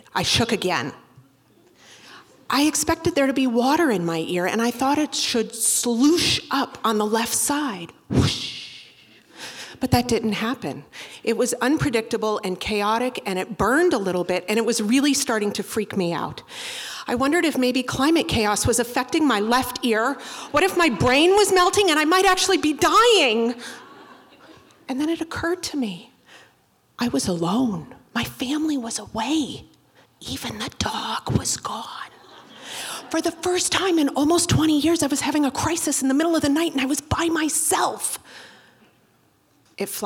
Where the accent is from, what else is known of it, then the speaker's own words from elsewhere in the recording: Boston, Massachusetts, United States; I'm from Boston